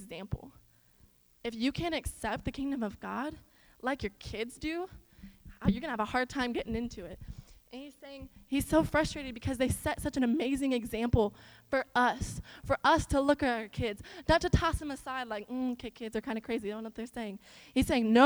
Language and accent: English; Iowa, United States; now in Texas, United States; So growing up in Iowa, I grew up in like this stereotypical like small farm town.